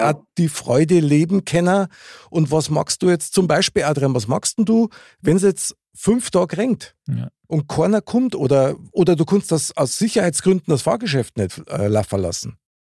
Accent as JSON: {"language": "German", "town": "Munich", "region": "Bavaria", "country": "Germany", "tie": "born or raised there", "said": "ich bin ja in der Nähe von der Wiesen aufgewachsen"}